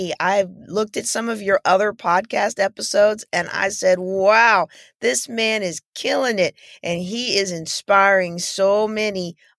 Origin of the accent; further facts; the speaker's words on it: Japan; also born or lived in Wilkes-Barre / Germany / United States; I was born in Wilkes-Barre, PA, but most of my childhood was spent in Japan and Germany.